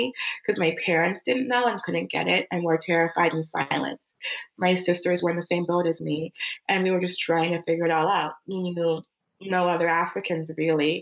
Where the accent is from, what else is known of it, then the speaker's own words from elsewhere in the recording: Arcadia, California, United States; also born or lived in Minnesota / New York / Uganda (family); when I was 8, we moved from Minnesota, which was a primarily white town. As you know, we moved to Arcadia, California